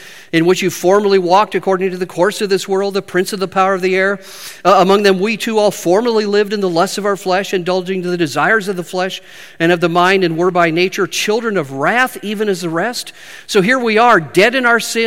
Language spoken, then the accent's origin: English; Spokane, Washington, United States; moved away as an adult; also born or lived in Midwest; I'm from Spokane, Washington